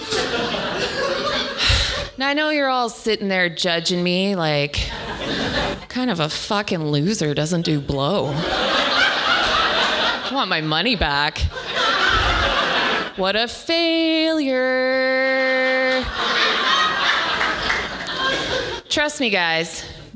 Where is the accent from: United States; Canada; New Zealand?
Canada; the Prairies; I'm Irish, and I grew up in the prairies